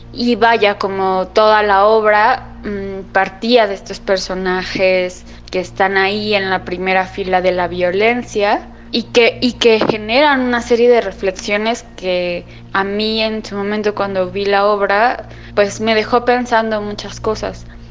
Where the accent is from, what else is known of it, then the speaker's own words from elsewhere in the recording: Mexico City, Mexico; tengo 29 años y soy de la Ciudad de México